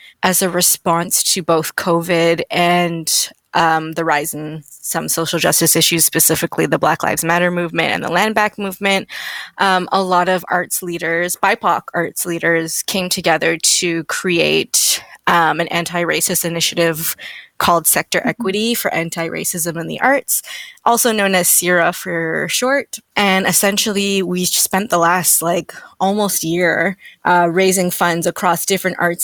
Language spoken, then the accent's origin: English; Toronto, Ontario, Canada; moved away as an adult; now in Vancouver, Canada; I'm from Toronto / the GTA originally